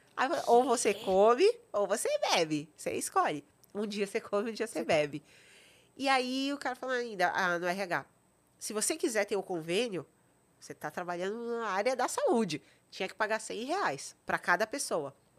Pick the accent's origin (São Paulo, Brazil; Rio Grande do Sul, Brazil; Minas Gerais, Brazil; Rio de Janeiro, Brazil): São Paulo, Brazil; also born or lived in Vitória da Conquista, Bahia; eu cresci ali, é, estudei ali em Genópolis